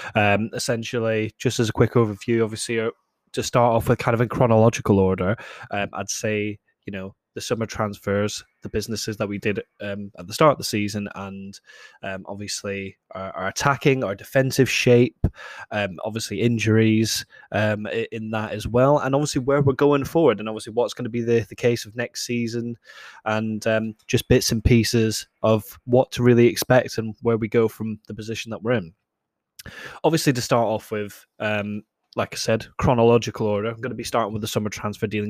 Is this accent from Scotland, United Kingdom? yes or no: yes; Scotland, United Kingdom; I'm Scottish myself